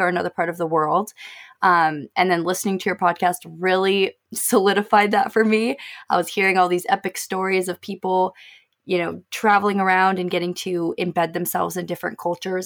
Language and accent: English; Arizona, United States; moved away as an adult; also born or lived in Oregon; I was born and raised in Arizona